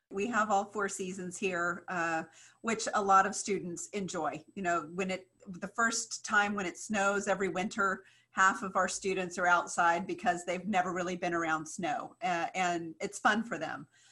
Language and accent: English; Kansas, United States; I grew up in Kansas